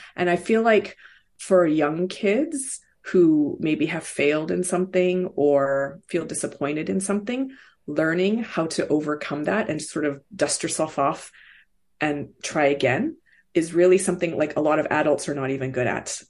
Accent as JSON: {"language": "English", "town": "Vancouver", "region": "British Columbia", "country": "Canada", "tie": "born or raised there", "also_born_or_lived": "Seoul, South Korea / Hong Kong / Toronto", "said": "Vancouver has been home for most of that time"}